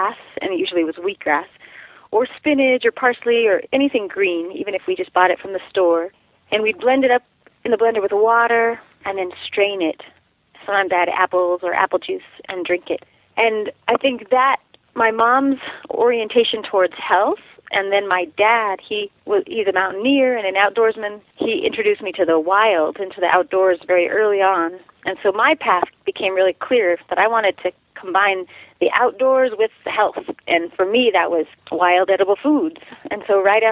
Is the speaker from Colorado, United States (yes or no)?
yes; Durango, Colorado, United States; I grew up in Durango, Colorado